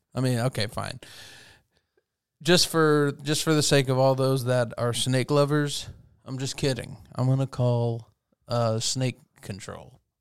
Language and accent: English; Texas, United States; growing up in Texas, being a kid that literally picked up rocks and explored